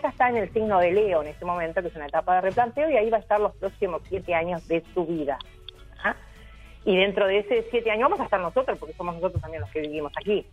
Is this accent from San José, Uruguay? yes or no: yes; San José de Mayo, San José, Uruguay; la escuela donde yo me crié en San José, yo soy maragata